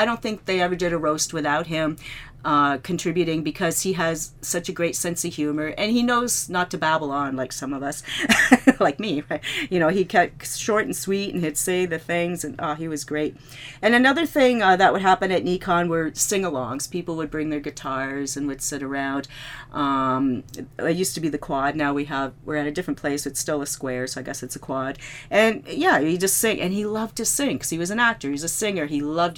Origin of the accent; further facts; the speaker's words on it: Canada; I'm from Canada